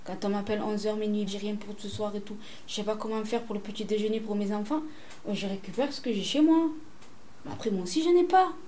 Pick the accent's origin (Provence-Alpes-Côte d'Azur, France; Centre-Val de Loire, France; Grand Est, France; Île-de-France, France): Provence-Alpes-Côte d'Azur, France; Marseille; also born or lived in Le Merlan, Marseille; J'habite au Merlin, mais je suis de la Castellane.